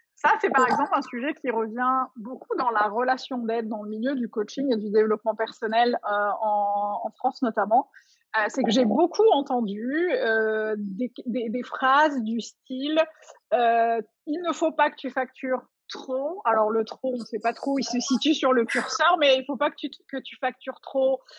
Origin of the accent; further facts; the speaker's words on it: Algeria; la société dans laquelle j'ai grandi en Algérie